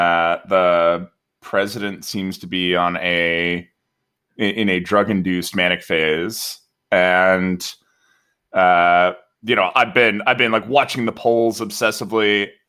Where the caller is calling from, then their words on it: San Mateo, California, United States; I'm recording from San Mateo, where in Peninsula California